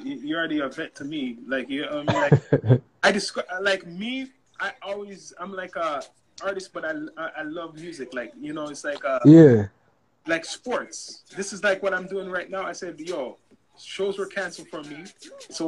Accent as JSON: {"language": "English", "country": "Canada", "said": "I was that guy from Canada"}